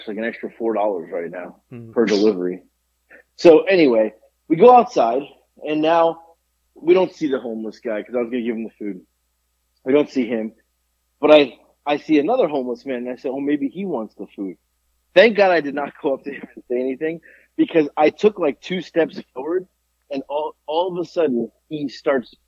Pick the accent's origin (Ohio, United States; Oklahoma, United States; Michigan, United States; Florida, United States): Florida, United States; Boca Raton; I grew up in Boca Raton